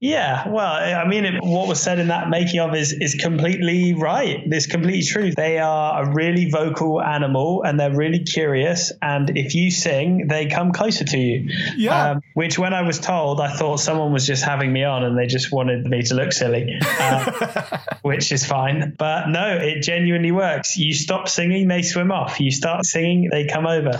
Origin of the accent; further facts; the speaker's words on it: near Reading, South East England, United Kingdom; I grew up near Reading